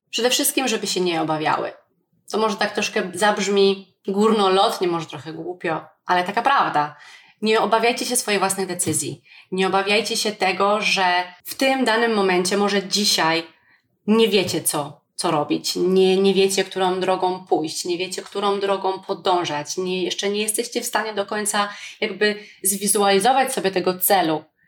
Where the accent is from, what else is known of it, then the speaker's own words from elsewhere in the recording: Poland; Jestem wdzięczna, że urodziłam się w Polsce